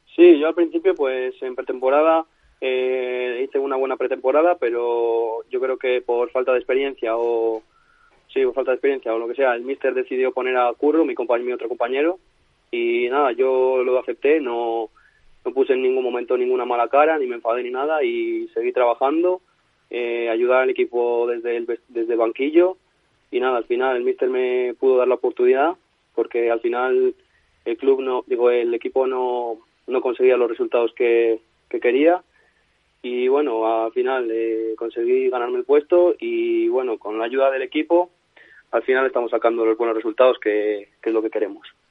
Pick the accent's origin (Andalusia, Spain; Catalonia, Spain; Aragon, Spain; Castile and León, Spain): Castile and León, Spain; Toro; moved away as an adult; also born or lived in Valladolid; yo soy de Toro de, de Zamora